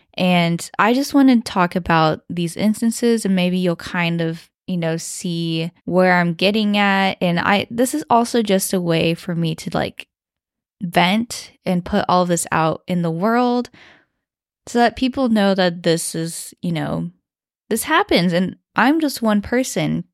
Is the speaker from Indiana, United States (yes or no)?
yes; West Lafayette, Indiana, United States; accent: Midwest twang; first language Mandarin; I grew up uh, in West Lafayette, Indiana, because my dad was studying at Purdue University